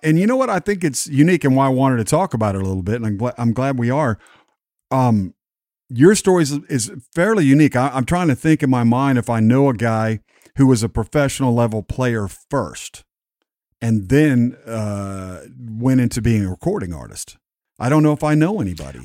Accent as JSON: {"language": "English", "region": "West Texas", "country": "United States", "tie": "born or raised there", "said": "all the men in my family where I grew up in Texas and West Texas"}